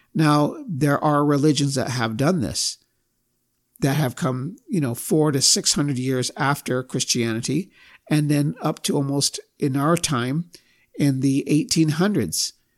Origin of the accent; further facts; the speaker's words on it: United States; I've been raised to believe a lot of different things as an American